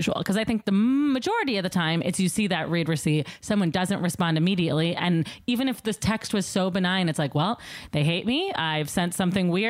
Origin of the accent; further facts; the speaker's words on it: Chicago, Illinois, United States; now in Los Angeles, United States; I'm from Chicago